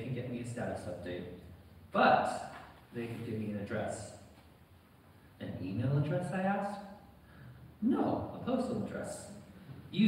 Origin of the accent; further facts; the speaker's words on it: United States; accent: American; moved away as an adult; now in United Kingdom; you can probably tell from my accent, I am American